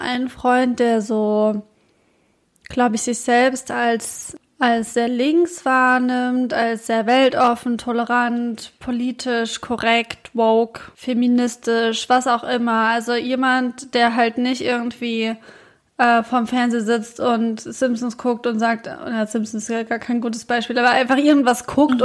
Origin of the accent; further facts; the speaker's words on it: Gelnhausen, Hesse, Germany; bei uns in Gelnhausen